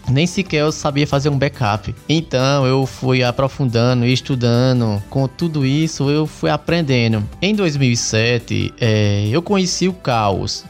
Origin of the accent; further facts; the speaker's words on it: Caruaru, Pernambuco, Brazil; sou de Caruaru, Pernambuco